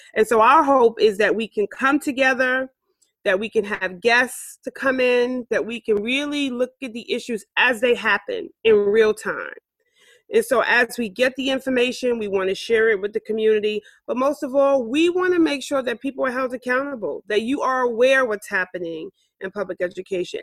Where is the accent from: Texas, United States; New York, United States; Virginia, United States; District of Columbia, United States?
New York, United States; New York City; I grew up here in Harlem.